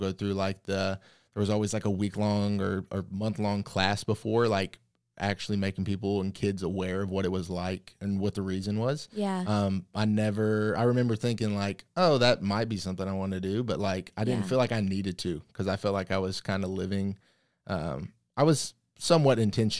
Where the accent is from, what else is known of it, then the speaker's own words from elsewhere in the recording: the South, United States; Obviously, growing up in the South, you go to church. And for me, I just kind of grew up in it.